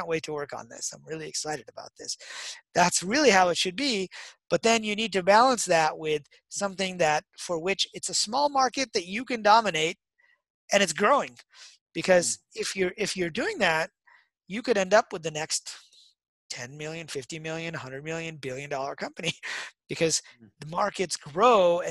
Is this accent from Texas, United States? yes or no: no; Detroit, Michigan, United States; I grew up in Detroit